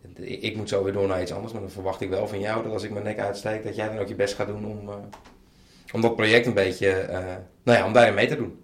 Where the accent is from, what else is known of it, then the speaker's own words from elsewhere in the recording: Bleskensgraaf, South Holland, Netherlands; Dus dat is een net iets groter dorp, uh, een dorp dan waar ik vandaan kwam.